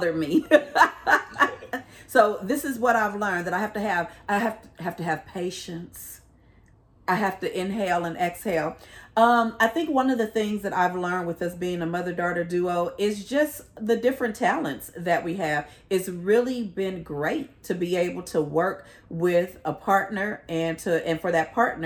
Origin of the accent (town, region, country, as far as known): California, United States